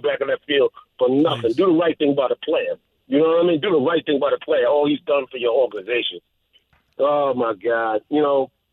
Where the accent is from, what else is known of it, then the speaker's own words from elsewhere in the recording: New York City, New York, United States; I'm a New Yorker